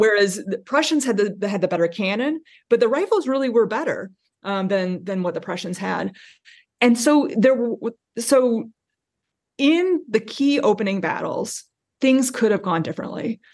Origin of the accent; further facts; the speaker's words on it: South Bend, Indiana, United States; moved away as an adult; now in Cincinnati, United States; I am a Hoosier born and bred. I grew up in South Bend, Indiana